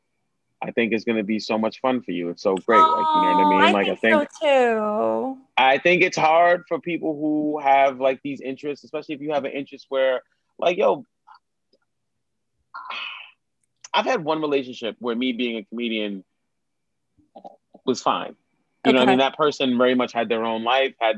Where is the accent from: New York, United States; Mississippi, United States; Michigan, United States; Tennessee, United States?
New York, United States; New York City; I grew up in New York